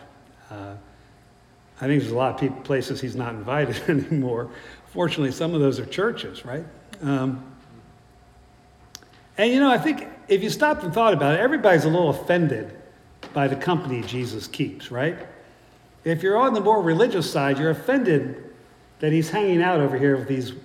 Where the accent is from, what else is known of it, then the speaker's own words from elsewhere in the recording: South Central Pennsylvania, United States; moved away; also born or lived in West Virginia / Midland, Texas; between my being born in West Virginia and growing up in South Central Pennsylvania